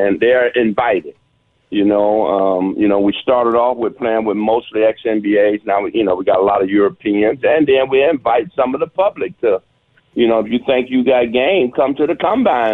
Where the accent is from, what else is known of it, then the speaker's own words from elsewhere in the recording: Detroit, Michigan, United States; being from the inner city of Detroit